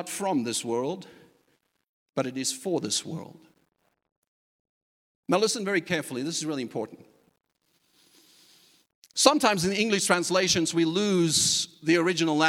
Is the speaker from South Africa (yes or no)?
yes; South Africa; moved away; a culture that I was even accustomed to growing up in South Africa